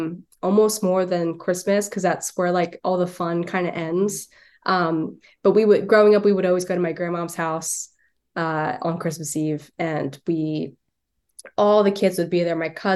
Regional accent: New Jersey, United States; accent: Philly; I'm from South Jersey. And so I never think that I have an accent, but sometimes I get called out for, I guess it would technically be like a Philly accent

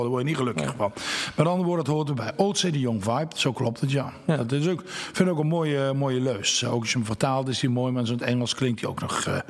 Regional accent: Nuth, Limburg, Netherlands; moved away as an adult; also born or lived in Venlo; now in Nijmegen, Netherlands; Maar ik ben geboren en getogen in Nut, Zuid-Limburg, dat ligt bij Heerlen

